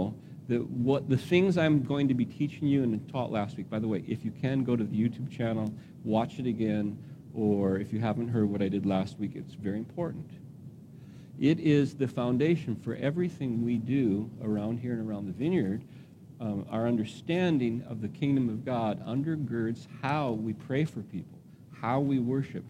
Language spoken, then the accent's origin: English; Phoenix, Arizona, United States; the house where I grew up in Phoenix, Arizona